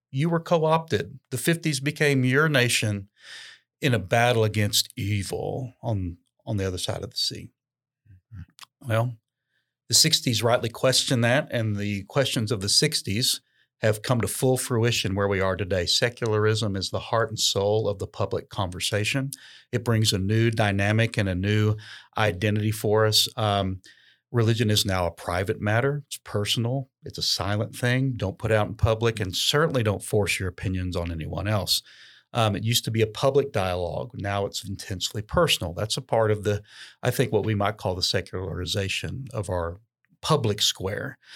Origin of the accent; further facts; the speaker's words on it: United States; we're definitely Americans